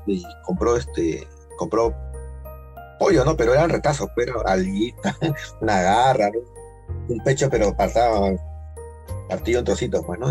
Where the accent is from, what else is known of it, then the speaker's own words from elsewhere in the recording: Lima, Peru; somos de Chorrillo, de Lima